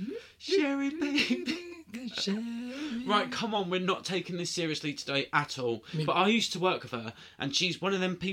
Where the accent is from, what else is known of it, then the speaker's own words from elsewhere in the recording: United Kingdom; I'm Southern